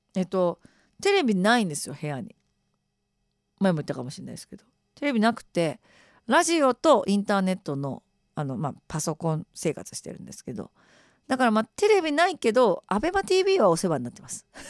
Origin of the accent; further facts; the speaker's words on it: Okayama, Japan; moved away as an adult; also born or lived in Tottori / Shimane; 私岡山出身なんですけど